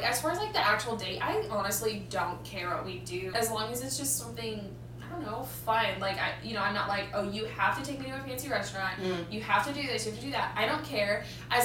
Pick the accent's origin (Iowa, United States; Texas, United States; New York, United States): Iowa, United States; Bloomfield; moved away as an adult; now in Des Moines, United States; I grew up in Bloomfield, Iowa